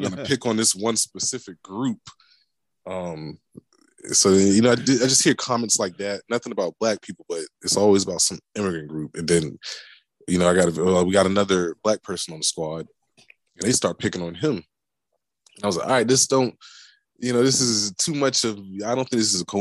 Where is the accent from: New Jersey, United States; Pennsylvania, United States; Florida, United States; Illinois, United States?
Florida, United States; Tampa; I grew up in Central Florida. I grew up in Tampa.